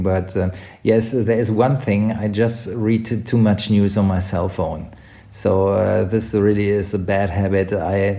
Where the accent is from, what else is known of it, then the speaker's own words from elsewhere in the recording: Unna, North Rhine-Westphalia, Germany; English is a second language; also born or lived in Berlin / Cologne; now in Munich, Germany; my hometown Unna, where I grew up